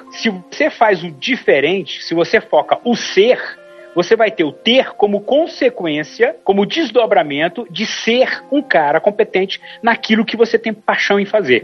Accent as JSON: {"language": "Portuguese", "region": "interior of Ceará", "country": "Brazil", "said": "eu sou do interior do Ceará"}